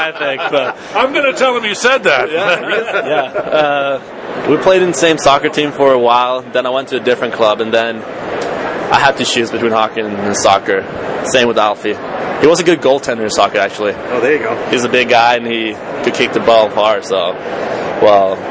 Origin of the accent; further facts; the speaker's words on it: Malmö, Skåne, Sweden; now in Boston, United States; in my hometown, it's actually soccer. That's the biggest sport. We have the best um, soccer team in Sweden, where I'm from